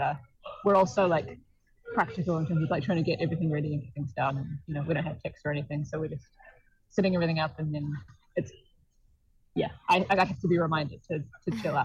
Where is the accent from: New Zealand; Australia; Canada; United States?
New Zealand; as a New Zealander